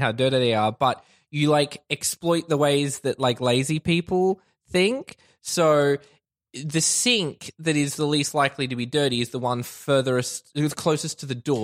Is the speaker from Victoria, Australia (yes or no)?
no; Logan, Queensland, Australia; I'm from Logan